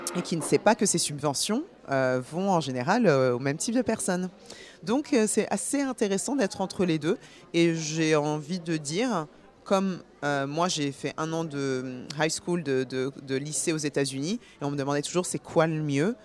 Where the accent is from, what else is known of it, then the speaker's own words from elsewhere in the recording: Paris, Île-de-France, France; now in New York, United States; je, vis à New York, mais je suis née à Paris. Je suis d'origine guinéenne et bourguignonne.